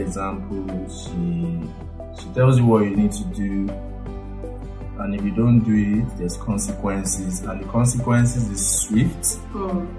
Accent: Lagos, Nigeria; also born or lived in Abeokuta, Ogun State / Ikorodu / Akoka; I was born and brought up in Surulere, Aguda, Surulere, Lagos. That was where I was born. I lived there for like 15 years

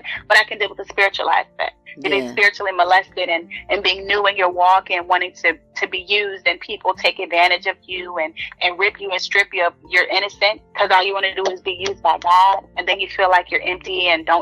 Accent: Norfolk, Virginia, United States; I am from Norfolk, Virginia.

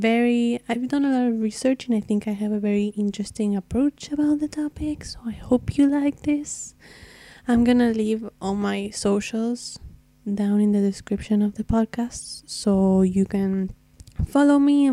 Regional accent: Argentina; first language Spanish; English is a second language; I'm from Argentina, so if my English is a bit rough, it's because my very first language is Spanish

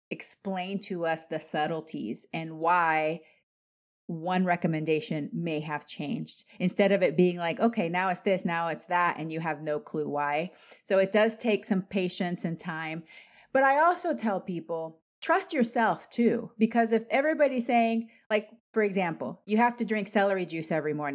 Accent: Panama; I'm Latin American. I'm Panamanian

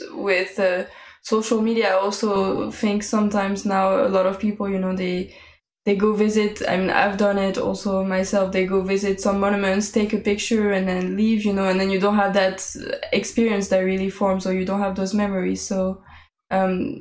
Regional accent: Paris, Île-de-France, France; I was born in Paris

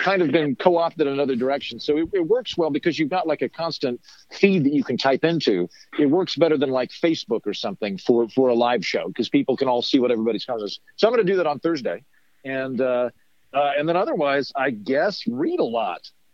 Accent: Oklahoma, United States; now in Los Angeles, United States; Oklahoma, where I grew up

